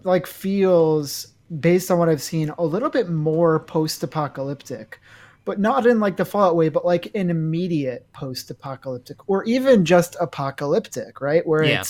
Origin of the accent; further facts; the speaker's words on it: New York, United States; I'm a New Yorker